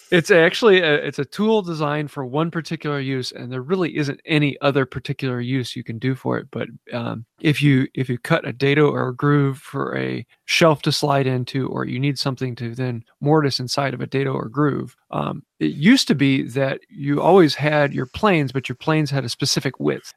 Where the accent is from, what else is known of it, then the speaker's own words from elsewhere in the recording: Northern Michigan, United States; I'm from Northern Michigan